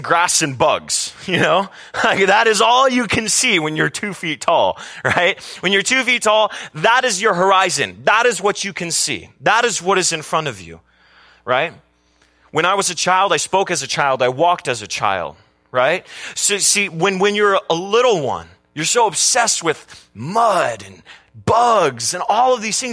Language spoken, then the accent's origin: English; Carpinteria, California, United States; we grew up in Carpinteria, California, near the beach